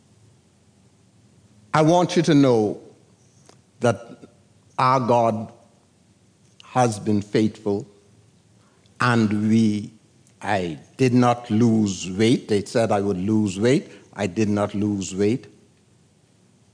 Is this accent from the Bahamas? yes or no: yes; San Salvador, Bahamas; moved away; I came from San Salvador in 1941. They didn't even have a nurse on the island